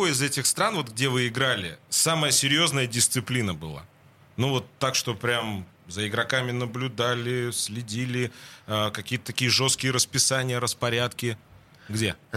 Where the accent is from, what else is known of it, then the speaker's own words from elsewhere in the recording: Finland; Russian is a second language; moved away as an adult; also born or lived in France / Italy / Japan / Poland; now in Russia; я ушел из Финляндии